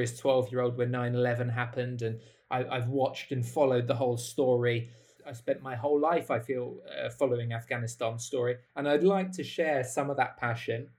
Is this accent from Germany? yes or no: no; United Kingdom; I'm from the United Kingdom